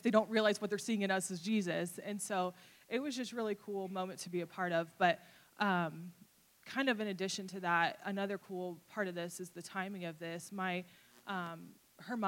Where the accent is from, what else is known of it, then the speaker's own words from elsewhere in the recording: Fort Wayne, Indiana, United States; moved away; I went back home to visit my family. I'm from Fort Wayne, Indiana area